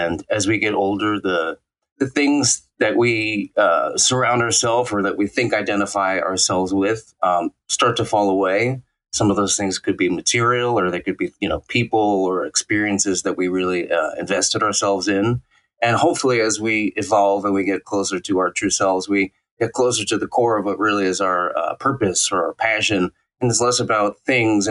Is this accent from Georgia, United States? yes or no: no; New York City, New York, United States; I was born and raised in New York City, in Brooklyn